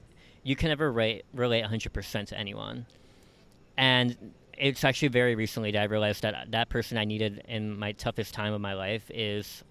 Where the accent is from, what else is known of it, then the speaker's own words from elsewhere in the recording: Aurora, Illinois, United States; moved away as an adult; also born or lived in Queens, New York / Ecuador; now in New York, United States; me and my family had gone to the Chicago suburbs, which is where I spent most of my childhood until I was 18